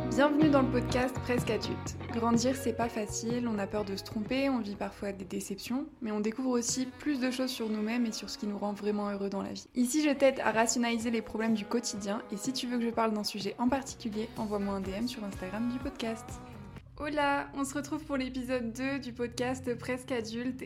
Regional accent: France; moved away as an adult; also born or lived in Los Angeles / Mexico; ça fait un an que je suis partie de France

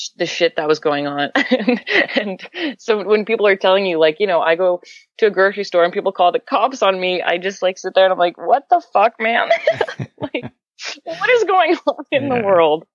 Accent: Canada; I'm from Canada

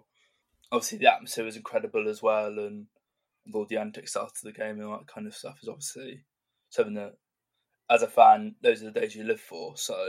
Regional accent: Warminster, South West England, United Kingdom; I grew up in Warminster, as mentioned, and I went to King Down School, and I was actually in the same year as Louis Thompson.

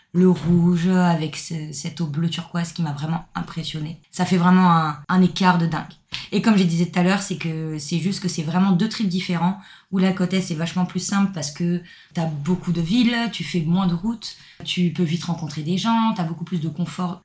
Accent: Six-Fours-les-Plages, Provence-Alpes-Côte d'Azur, France; moved away as an adult; now in Australia; Je viens de Sifour-les-Plages, c'est un petit village dans le sud de la France

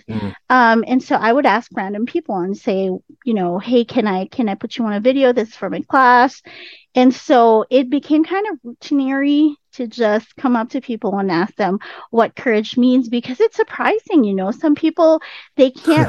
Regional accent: Philippines; now in United States; And I'm already in the US. I came from the Philippines. I'm already in the US. I was a teacher in the US

